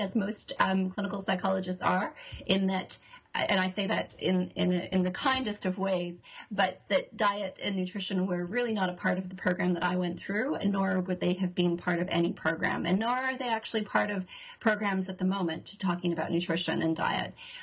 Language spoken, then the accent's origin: English; Canada; moved away as an adult; also born or lived in Toronto; now in New Zealand; I'm Canadian